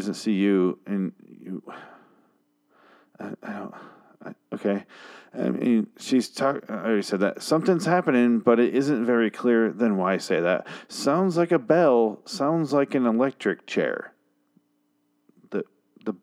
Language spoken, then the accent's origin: English; Michigan, United States; I'm from Michigan too.